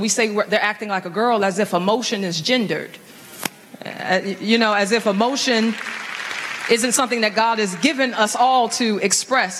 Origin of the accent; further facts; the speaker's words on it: St. Louis, Missouri, United States; I was raised in St. Louis into a, a single parent home